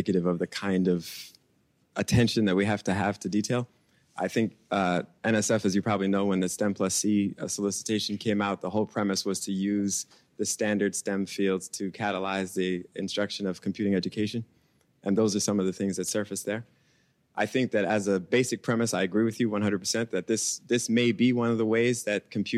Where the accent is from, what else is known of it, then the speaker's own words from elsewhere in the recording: New York City, New York, United States; I grew up in Brooklyn